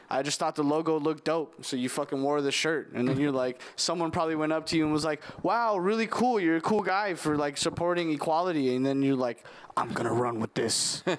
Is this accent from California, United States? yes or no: yes; California, United States; I'm from California.